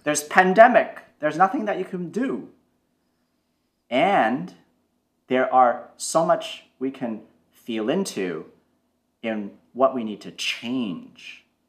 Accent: Toronto, Ontario, Canada; I grew up in Canada, in Toronto, and growing up was challenging

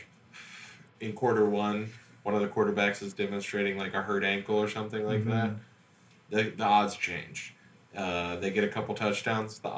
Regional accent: Fort Thomas, Kentucky, United States; my hometown of Fort Thomas

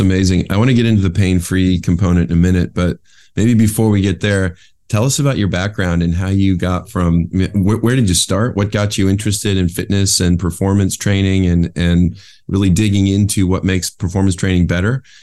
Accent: West Michigan, United States; moved away as an adult; now in California, United States; I grew up in West Michigan, so it's sort of similar to Buffalo

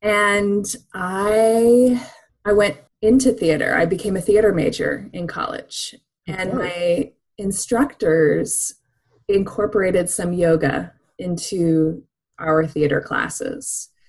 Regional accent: Japan; born there; I think partially was because I was born in Japan.

